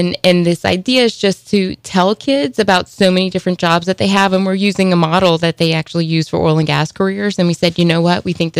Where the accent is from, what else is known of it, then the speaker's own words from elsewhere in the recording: Houma, Louisiana, United States; I grew up in Houma, and we just said that, but like, you know, down the bayous, five bayous in Terrebonne